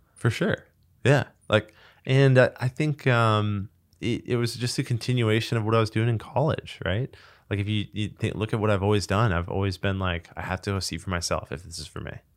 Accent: Manhattan Beach, California, United States; the Christmas tree lot in high school was in the middle of Manhattan Beach, which was basically my hometown

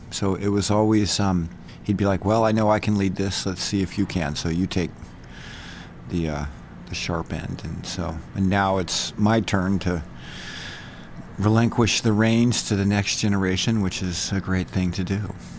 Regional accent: San Francisco, California, United States; also born or lived in Utah; now in Bozeman, United States; I was born in San Francisco, um, lived in California

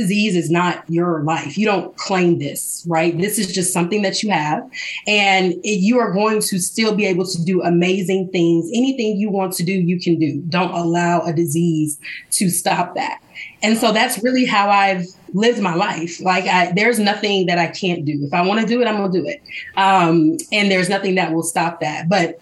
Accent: Mobile, Alabama, United States; originally from Mobile, Alabama, I was raised by my mom

